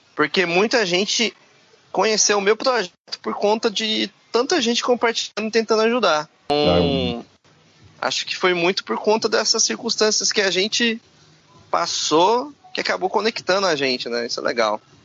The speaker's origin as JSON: {"language": "Portuguese", "country": "Brazil", "said": "Sou do Brasil"}